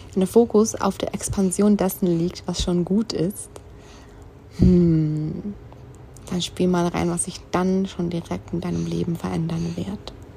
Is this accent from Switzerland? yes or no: yes; Switzerland; moved away; mein Heimatland einfach hat, die Schweiz